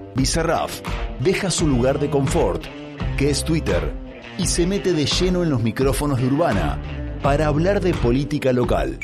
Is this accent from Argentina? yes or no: yes; Argentina; Argentina es Argentina, tenemos una realidad distinta, somos todos pillos